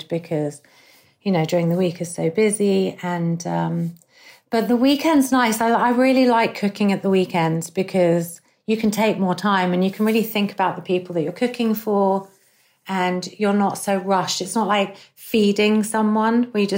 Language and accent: English; England, United Kingdom; growing up in England, we have this tradition of Sunday roast